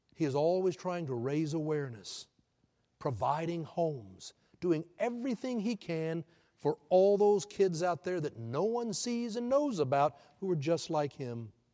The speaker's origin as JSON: {"language": "English", "town": "Houston", "region": "Texas", "country": "United States", "tie": "born or raised there", "moved": "yes", "lives_now": "Oklahoma City, United States", "said": "I'm born and raised in Houston"}